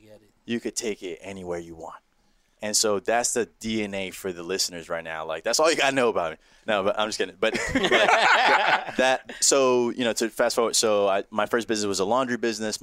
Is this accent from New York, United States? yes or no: yes; New York City, New York, United States; We grew up uptown in the Heights